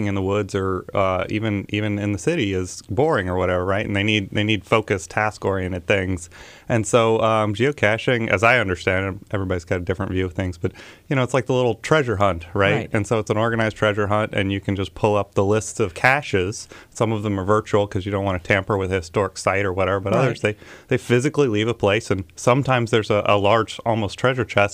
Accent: Huntsville, Alabama, United States; also born or lived in Mississippi; I am originally here from Huntsville

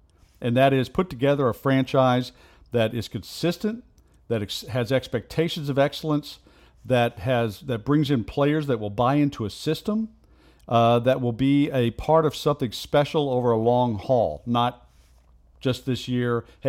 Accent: Corpus Christi, Texas, United States; moved away as an adult; also born or lived in New York; now in San Antonio, United States; I'm from Corpus Christi.

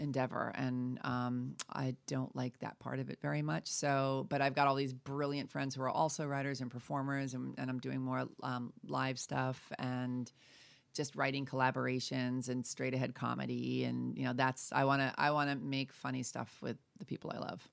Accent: New York, United States; now in Santa Fe, United States; I'm from New York

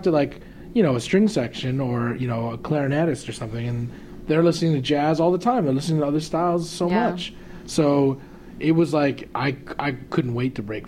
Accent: Arcadia, California, United States; I'm from Arcadia.

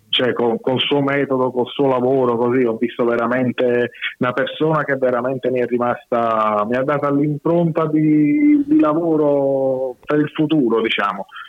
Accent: Naples, Campania, Italy; moved away as an adult; also born or lived in Milan; now in Trieste, Italy; io sono nato a Napoli, cresciuto a Napoli fino all'età di mm, quasi vent'anni

